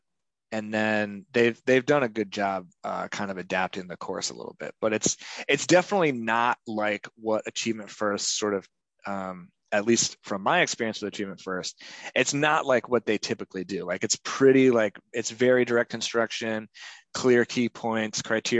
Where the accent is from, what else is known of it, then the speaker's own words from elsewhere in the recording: New Hampshire, United States; also born or lived in Mississippi / New York City; now in Boston, United States; I'm from New Hampshire